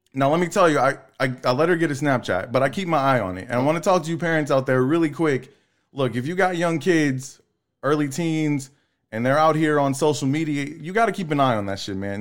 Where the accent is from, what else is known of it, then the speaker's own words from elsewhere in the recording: La Marque, Texas, United States; I grew up in Lamarck, Texas City